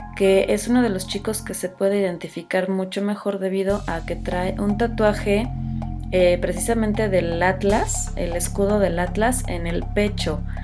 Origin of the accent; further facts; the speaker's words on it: Mexico; soy mexicana